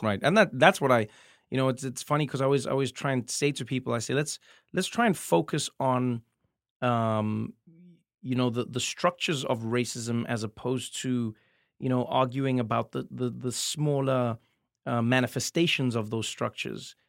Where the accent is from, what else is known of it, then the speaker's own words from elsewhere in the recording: South Africa; moved away; as a South African comedian